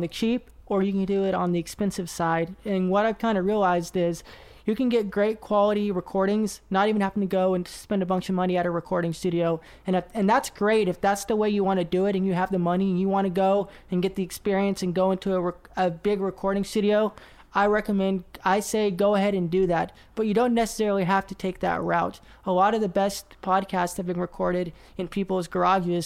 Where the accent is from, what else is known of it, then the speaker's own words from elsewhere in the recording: Oklahoma City, Oklahoma, United States; moved away as an adult; also born or lived in Nashville, Tennessee; I am uh, from the South, so I'm from Oklahoma City